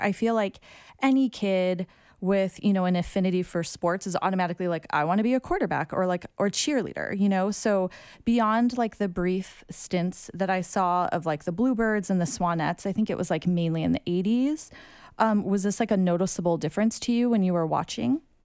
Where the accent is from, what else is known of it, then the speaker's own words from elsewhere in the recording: United States; accent: American; I'm Asian American